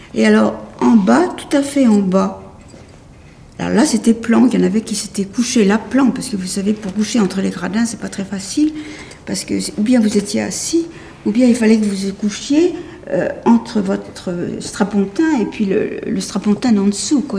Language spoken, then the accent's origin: French; Paris, Île-de-France, France; je suis née à Paris euh, en novembre 1929, pas très loin d'ici